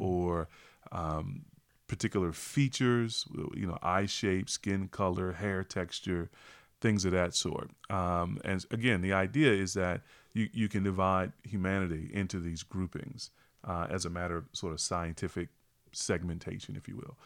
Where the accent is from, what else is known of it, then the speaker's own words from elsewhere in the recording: small town North Carolina, United States; even as an African-American, I'm, I'm born and raised in North Carolina